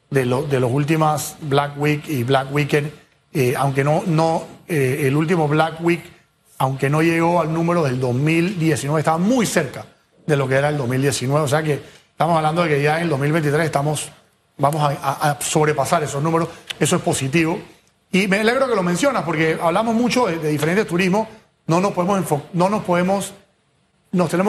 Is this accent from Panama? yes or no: yes; Panama; Panamá sí tiene buenos productos, Hugo.